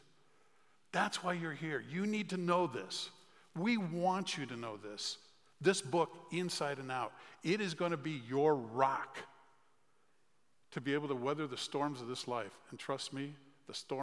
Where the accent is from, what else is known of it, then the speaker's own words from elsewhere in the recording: Chicago, Illinois, United States; I grew up in the Chicagoland area